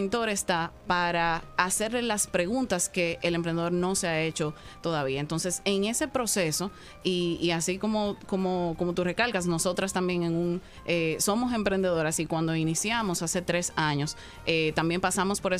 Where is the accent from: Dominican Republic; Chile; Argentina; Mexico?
Dominican Republic; soy más dominicana que el plátano, cualquier cosa también.